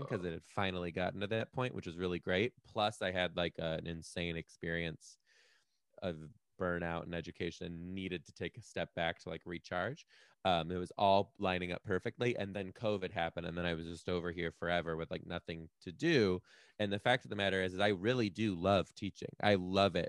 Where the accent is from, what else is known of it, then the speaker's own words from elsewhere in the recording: Detroit, Michigan, United States; moved away as an adult; also born or lived in Chicago; now in Seattle, United States; I'm from Detroit